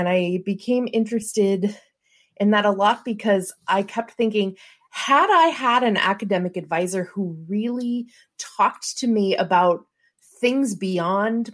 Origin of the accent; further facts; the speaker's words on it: St. Louis, Missouri, United States; I'm from St. Louis